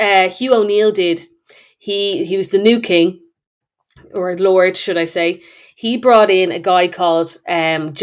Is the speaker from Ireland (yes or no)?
yes; Bray, Leinster, Ireland; I'm from Wicklow. I'm from Bray.